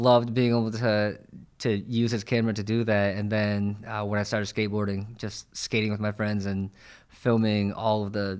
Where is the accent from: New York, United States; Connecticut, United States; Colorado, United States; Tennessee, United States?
New York, United States; now in San Francisco Bay Area, United States; Yeah, I'm from New York, actually. And so I came out to the Bay about 5 years ago.